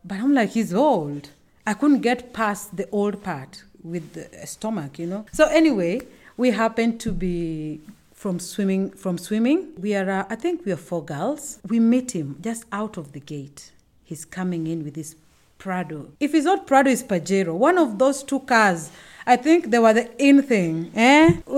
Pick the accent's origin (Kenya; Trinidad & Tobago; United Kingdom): Kenya; Homa Bay, Homa Bay County; also born or lived in South Nyanza; I'm from Kenya. I was born in a small town. It was a small town by then, Homa Bay